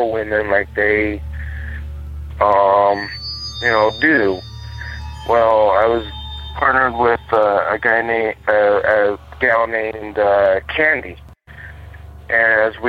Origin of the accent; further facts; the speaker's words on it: Seligman, Arizona, United States; also born or lived in Holbrook, Arizona; now in Phoenix, United States; My hometown of Seligman, Arizona